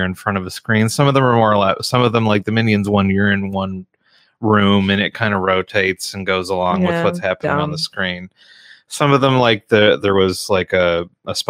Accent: Canada; I'm from Canada.

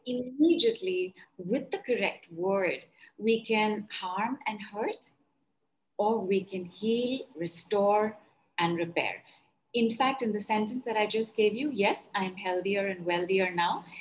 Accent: North India, India; I'm from India and I am from North India.

